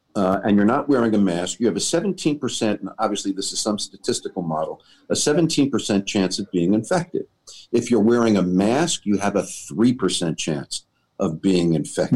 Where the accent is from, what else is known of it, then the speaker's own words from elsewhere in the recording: New York City, New York, United States; I grew up in New York